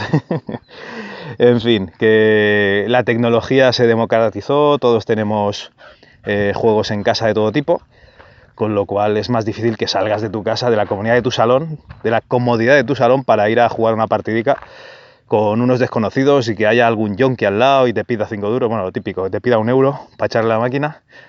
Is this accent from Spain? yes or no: yes; Barcelona, Catalonia, Spain; yo nací en Barcelona, y el primer salón recreativo que, fue, que fui fue con, con José Tutor, un compañero de colegio